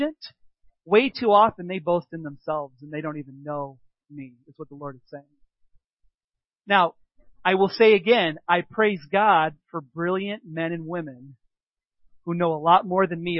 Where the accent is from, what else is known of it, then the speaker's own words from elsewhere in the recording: United States; I was raised in America